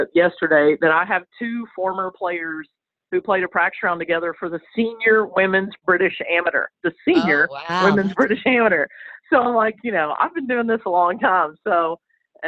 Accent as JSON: {"language": "English", "town": "Chattanooga", "region": "Tennessee", "country": "United States", "tie": "born or raised there", "moved": "as an adult", "lives_now": "Winter Park, United States", "said": "my hometown of Chattanooga"}